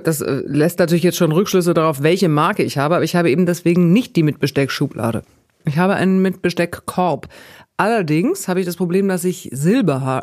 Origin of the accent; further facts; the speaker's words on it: Bavaria, Germany; Ich komme aus Bayern mit sehr viel Wurst und Brot und Käse und so.